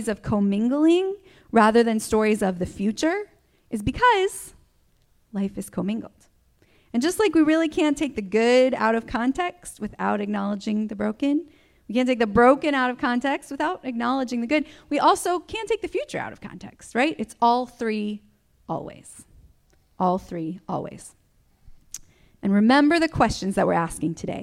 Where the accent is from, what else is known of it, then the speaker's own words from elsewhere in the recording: Michigan, United States; I grew up in Michigan, grew up on the ranch, loved my life there for many, many years